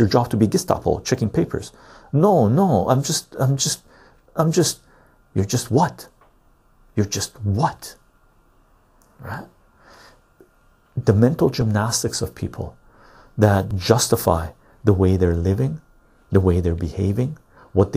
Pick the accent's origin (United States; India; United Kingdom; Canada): Canada; I'm a Canadian